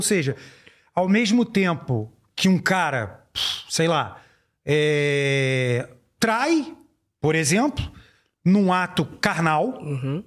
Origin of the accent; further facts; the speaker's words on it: Brazil; eu vou falar como brasileiro